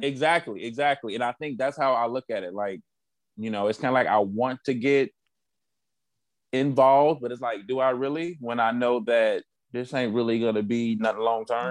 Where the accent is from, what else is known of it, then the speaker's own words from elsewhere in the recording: Chicago, Illinois, United States; moved away as an adult; also born or lived in Missouri / Atlanta; now in Cincinnati, United States; I'm also from Chicago